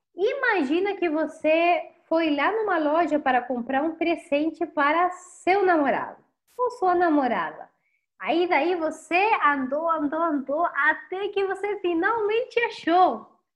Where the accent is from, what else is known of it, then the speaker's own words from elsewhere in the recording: Chile; Portuguese is a second language; sou chilena e a tua professora de espanhol